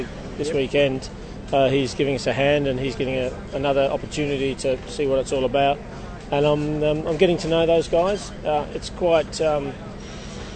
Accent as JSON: {"language": "English", "town": "Sydney", "region": "New South Wales", "country": "Australia", "tie": "born or raised there", "also_born_or_lived": "Melbourne, Australia / United Kingdom", "moved": "as an adult", "said": "I was born in Melbourne, bred up in Sydney, and then returned to Melbourne to do a refrigeration apprenticeship"}